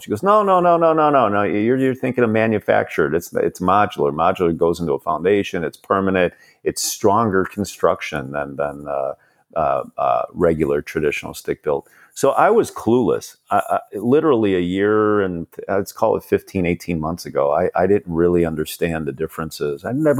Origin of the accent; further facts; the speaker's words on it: Chicago, Illinois, United States; moved away as an adult; now in Palo Alto, United States; I was born and raised in Chicago. Although you and I are talking, I sit here in Palo Alto, California now. So I'm a Chicago guy, born and raised there.